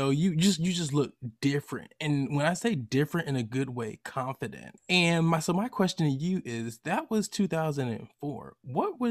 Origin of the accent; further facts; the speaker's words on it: Lithonia, Georgia, United States; I say Atlanta, Georgia, but I'm from Lithonia, Georgia